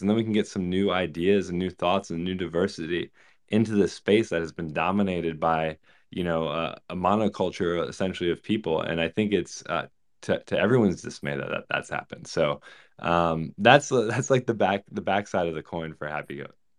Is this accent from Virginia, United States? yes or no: yes; Virginia, United States; I grew up in Virginia